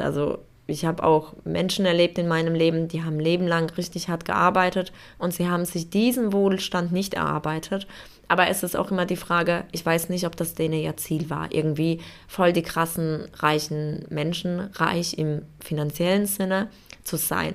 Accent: Poland; now in Germany; Also ich komme ursprünglich aus Polen

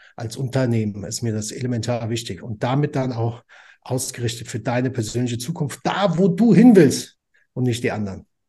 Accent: Frankfurt, Hesse, Germany; ich komme aus Frankfurt am Main

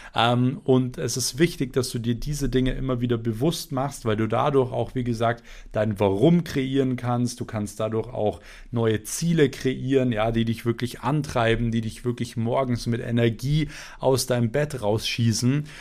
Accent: Germany; bei uns in Deutschland

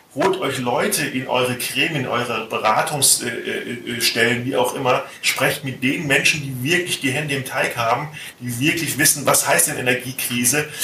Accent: Hesse, Germany; Ich bin Hesse

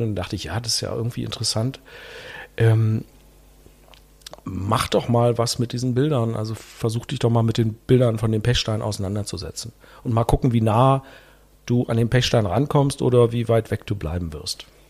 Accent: Berlin, Germany; also born or lived in Leipzig / Spain; in Berlin-Marzahn, wo ich aufgewachsen bin

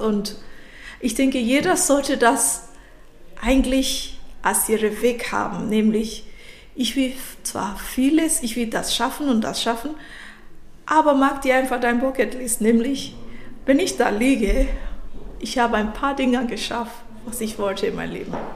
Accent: Nigeria; German is a second language; moved away as an adult; now in Germany; ich bin nicht aus Deutschland, ich bin ursprünglich aus Nigeria

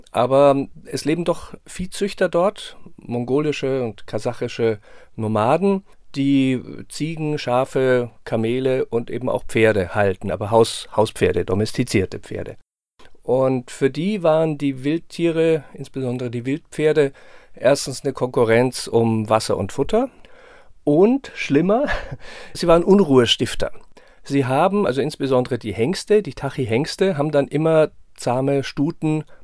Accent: Munich, Bavaria, Germany; Ja, ich bin in München aufgewachsen und natürlich war es der Besuch im, im äh, Tierpark Kellerbrunn war, gehörte so zu den Höhepunkten der Kindheit und Jugend.

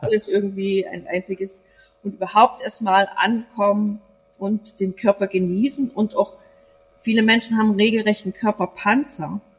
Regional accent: East Germany, Germany; now in Bavaria, Germany; als Ossi

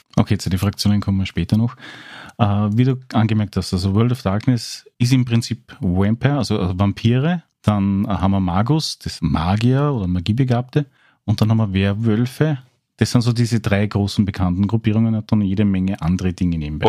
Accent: Austria; als Österreicher mit ein bisschen Background

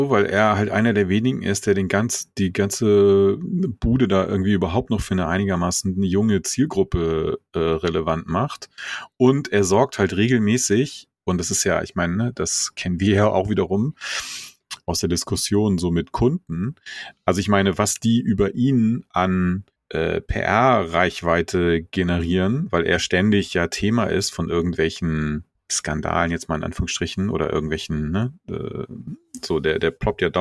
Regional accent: Hesse, Germany; born there; ich bin ja in Hessen geboren, aber hab da nur.

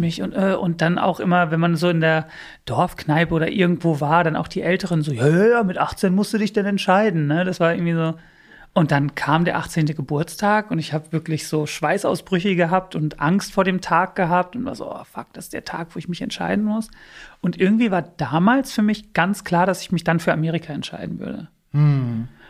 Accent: Bielefeld, North Rhine-Westphalia, Germany; German is a second language; moved away as an adult; also born or lived in United States; now in Berlin, Germany; bei uns in Bielefeld

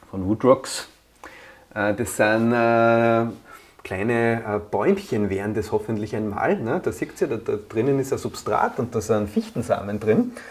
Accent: Vienna, Austria; In Wien, wo ich herkomme, ist das gar nicht so leicht

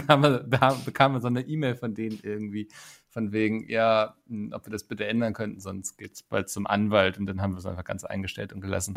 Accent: Schleswig-Holstein, Germany; bei uns in Schleswig-Holstein

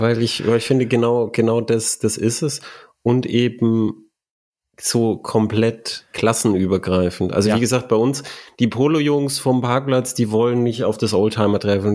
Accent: Germany; bei uns in Deutschland

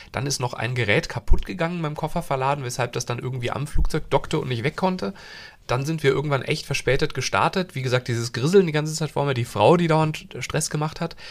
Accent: Hesse, Germany; moved away; also born or lived in Thuringia; ich bin ja in Hessen aufgewachsen

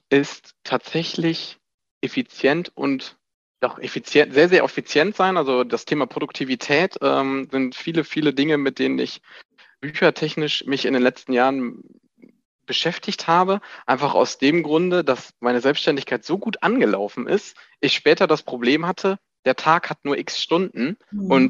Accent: Epe, North Rhine-Westphalia, Germany; now in Gescher, Germany; 29 Jahre jung. Ich komme ursprünglich aus Epe, äh, die Liebe hat mich nach Gescher hingezogen.

